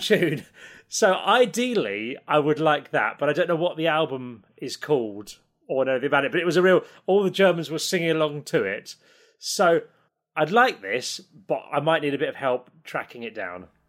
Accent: Isle of Sheppey, Kent, South East England, United Kingdom; I'm from the Isle of Sheppey in Kent

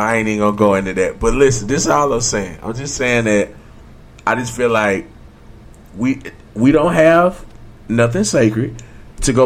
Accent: United States; I grew up in Washington Park

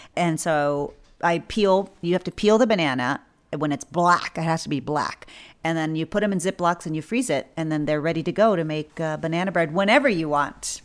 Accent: South Texas, United States; I grew up in South Texas, which is near the border from Mexico

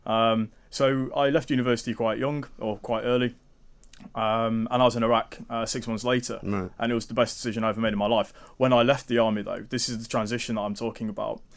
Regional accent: Lincoln, East Midlands, United Kingdom; also born or lived in Germany / Cyprus; now in Nottingham, United Kingdom; I'm from Lincoln originally.

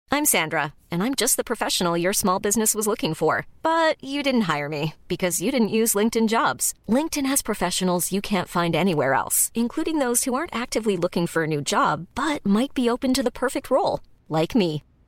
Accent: Paris, Île-de-France, France; Je suis parisien

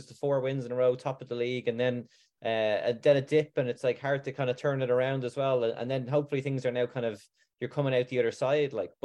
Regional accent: Ireland; also born or lived in Auckland; I'm from Ireland originally

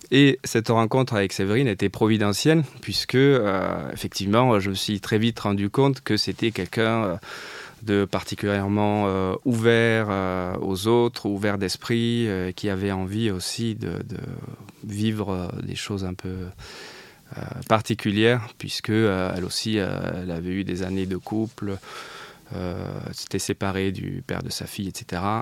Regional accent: south of France, France; puisque je venais du, sud de la France. J'avais fini mes études à Montpellier.

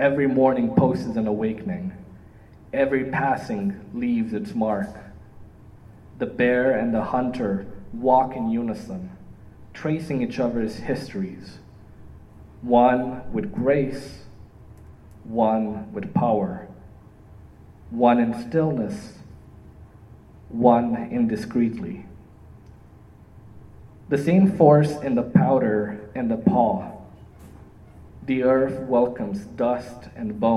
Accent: Iași, Iași County, Romania; also born or lived in Toronto, Canada; now in Windsor, Canada; my hometown, Iași

